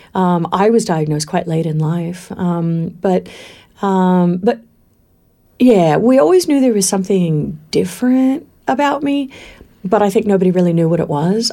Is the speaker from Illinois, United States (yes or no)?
no; Valley of Enchantment, California, United States; moved away as an adult; also born or lived in Palm Springs, California / Berkeley, California / Queensland, Australia; now in Australia; I was born in Palm Springs in the desert, but at quite a young age, before I remember, um, we moved to Valley of Enchantment